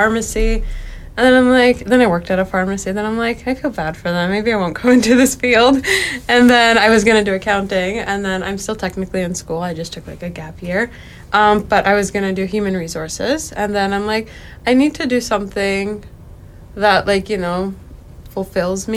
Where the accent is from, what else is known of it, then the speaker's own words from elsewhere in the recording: Mission, British Columbia, Canada; also born or lived in Abbotsford, British Columbia; I was born in Abbotsford, and then I was raised in Mission